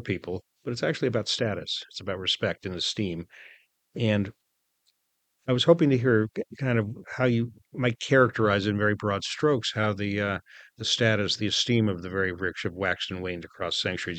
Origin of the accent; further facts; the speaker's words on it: United States; as an American